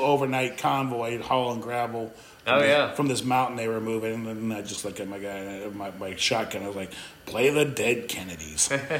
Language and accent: English; Ohio, United States; I mean, I grew up in Ohio